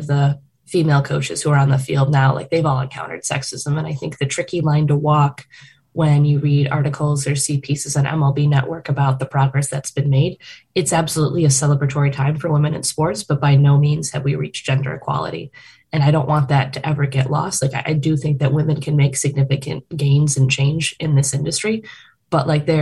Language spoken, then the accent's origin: English; Chicago, Illinois, United States; being a Chicagoan